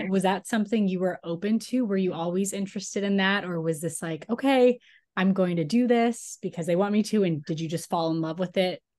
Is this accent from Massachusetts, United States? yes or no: yes; Cape Cod, Massachusetts, United States; moved away; I'm from Massachusetts. I grew up on Cape Cod.